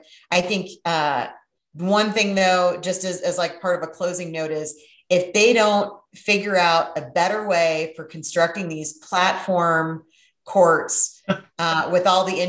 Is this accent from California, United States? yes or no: no; Ypsilanti, Michigan, United States; I grew up in Ypsilanti and my dad worked at the University of Michigan, like we didn't have a lot of growing up.